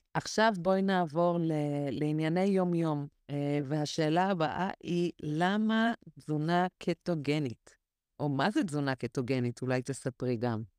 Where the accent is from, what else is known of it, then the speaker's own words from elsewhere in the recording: Israel; כשהגענו לישראל, הגענו, אני הייתי בת אה, שנתיים